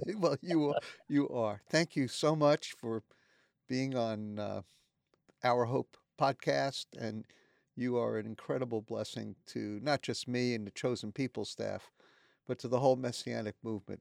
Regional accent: New York City, New York, United States; growing up in New York City, in a very, very Jewish home

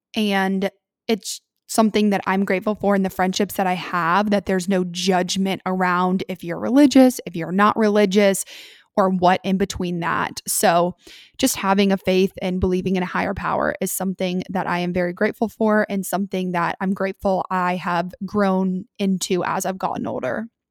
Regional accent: Columbus, United States; I'm originally from Columbus, but my family now lives in South Carolina.

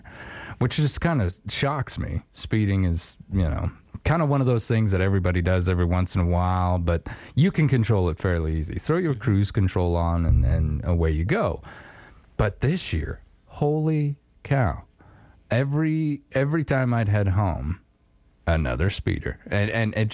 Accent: Star Valley, Wyoming, United States; where I grew up in Star Valley

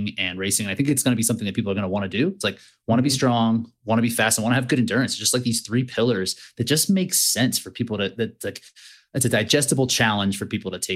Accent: Easton, Pennsylvania, United States; now in Colorado, United States; I live in Colorado now, and I grew up in like Eastern Pennsylvania

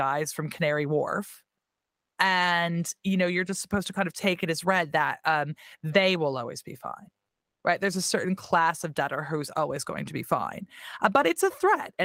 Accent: Tacoma, Washington, United States; accent: American; moved away as an adult; now in London, United Kingdom; I'm from South Tacoma

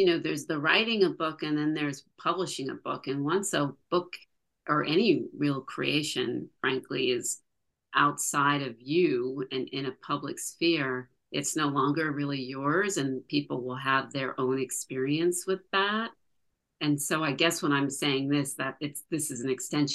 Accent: Morristown, New Jersey, United States; now in Montclair, United States; my hometown in Morristown, New Jersey

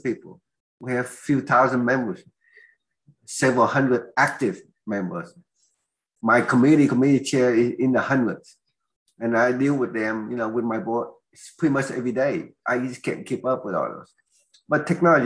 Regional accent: Oklahoma, United States; accent: Oklahoman; they claim I have an Oklahoman accent because I come from Oklahoma.

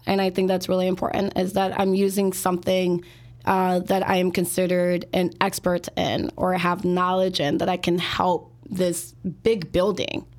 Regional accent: Chicago, Illinois, United States; born and raised here in Chicago, and I grew up in the Northwest side, so Belmont Cregan and Hermosa.

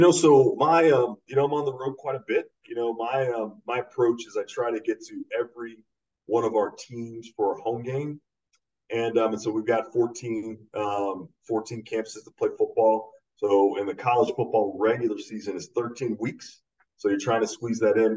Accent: the East, East Coast, United States; I grew up in the East as well

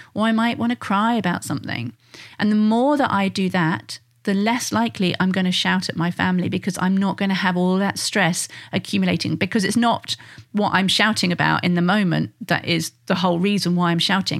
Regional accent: United Kingdom; being British

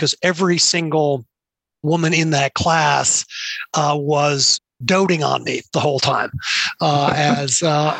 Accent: Cambridge, Massachusetts, United States; When I grew up around Harvard, and specifically Harvard Business School, where my father was tenured and then an associate dean

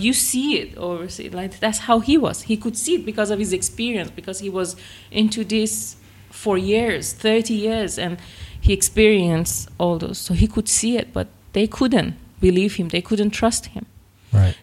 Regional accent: north of Iran near Caspian Sea, northern Iran, Iran; now in Virginia Beach, United States; I actually missed my hometown because no, I'm from north of Iran near Caspian Sea

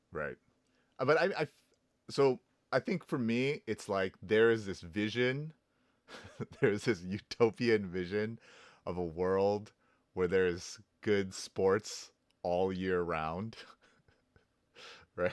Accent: Houston, Texas, United States; I am from Houston, and our team is called the Houston Texans

